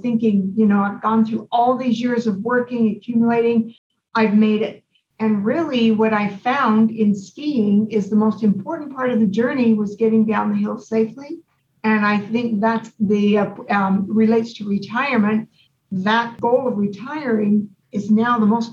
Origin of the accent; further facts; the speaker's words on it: Idaho, United States; now in Arizona, United States; I grew up in Idaho